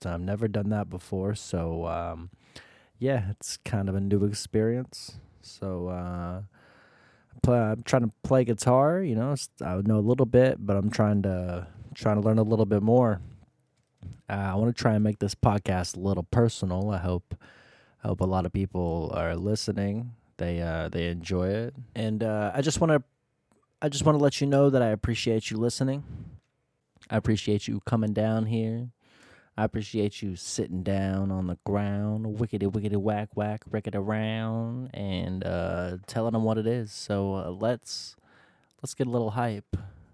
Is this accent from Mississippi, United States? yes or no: no; Florida, United States; now in Columbus, United States; I'm originally from Florida